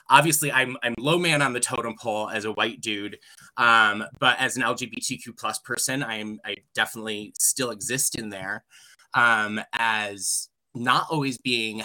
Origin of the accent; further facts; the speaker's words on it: New York, United States; moved away as an adult; also born or lived in Colorado; here in my home state